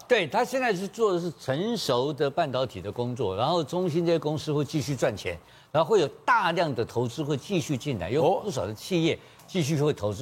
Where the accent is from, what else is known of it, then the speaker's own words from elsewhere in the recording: Taiwan; 我们台湾人